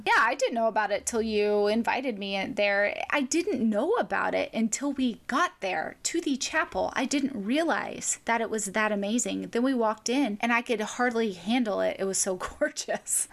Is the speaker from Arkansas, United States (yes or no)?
yes; Arkansas, United States; moved away; growing up in Arkansas